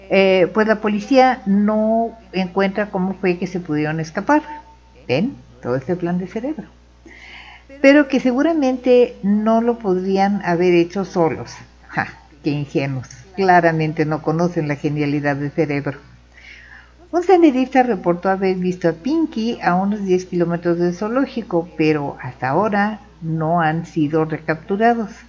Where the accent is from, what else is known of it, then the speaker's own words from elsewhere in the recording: Baja California, Mexico; y soy de Baja California también